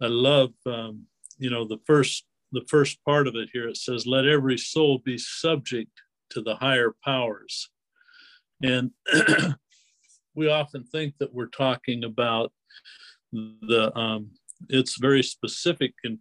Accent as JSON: {"language": "English", "town": "Spokane", "region": "Washington", "country": "United States", "tie": "born or raised there", "moved": "yes", "lives_now": "Oregon, United States", "said": "I grew up in Spokane, Washington"}